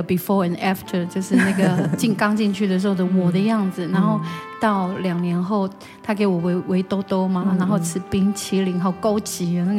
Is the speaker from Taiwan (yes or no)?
yes; Daren Township, Taitung County, Taiwan; 我是台东县达仁乡台坂部落。